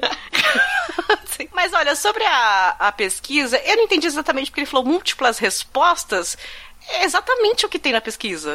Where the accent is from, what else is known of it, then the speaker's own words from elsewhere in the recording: ABC Paulista, São Paulo, Brazil; eu sou aqui do ABC